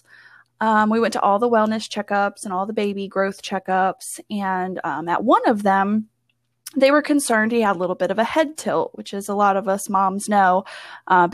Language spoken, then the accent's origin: English; Front Royal, Virginia, United States; I am from Front Royal, Virginia.